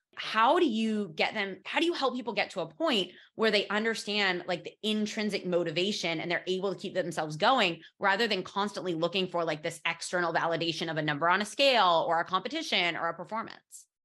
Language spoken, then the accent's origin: English; United States; moved away as an adult; now in Barcelona, Spain; as an American moving to Spain